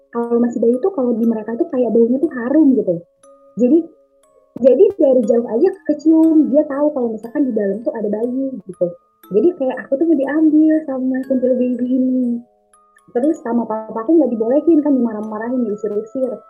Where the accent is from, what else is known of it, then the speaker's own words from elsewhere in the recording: Sleman, Special Region of Yogyakarta, Indonesia; born there; terus aku lahir, bener-bener aku lahir di Sleman di Jogja, terus masih bayi gitu.